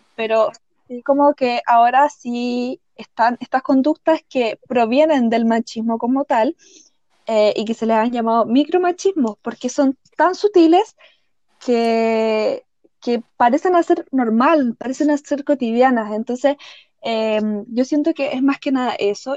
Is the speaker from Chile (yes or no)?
yes; Chile; soy una chilena viviendo en Chile